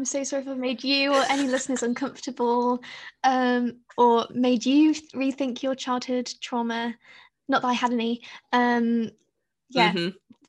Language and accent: English; United Kingdom; I feel as though British people, sorry, the rest of the world, it all revolves around us